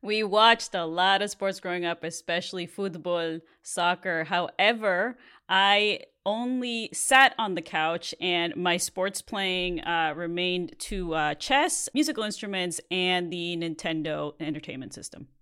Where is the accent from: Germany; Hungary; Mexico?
Mexico; moved away; growing up in Mexico